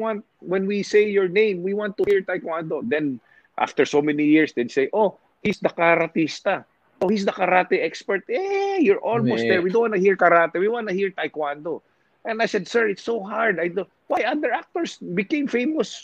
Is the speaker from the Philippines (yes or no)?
yes; Negros Occidental, Western Visayas, Philippines; English is a second language; moved away; also born or lived in Manila; I'm Ilonggo. I'm Provinciano from Negros Occidental. I was born in Manila, but I was raised there. I grew up there. I went to school there